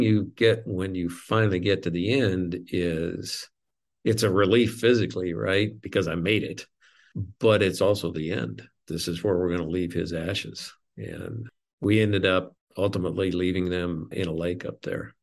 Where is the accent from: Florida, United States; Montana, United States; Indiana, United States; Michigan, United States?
Montana, United States; moved away; I grew up in Montana